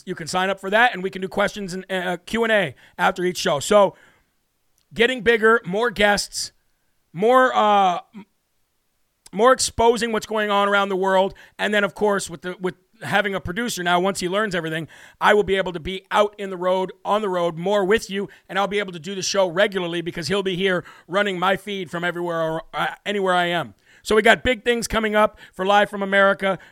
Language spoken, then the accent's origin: English; Illinois, United States; I am from Illinois myself